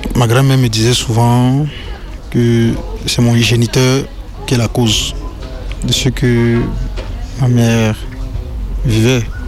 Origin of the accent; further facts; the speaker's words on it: Cameroon; moved away as an adult; now in France; Je viens du Cameroun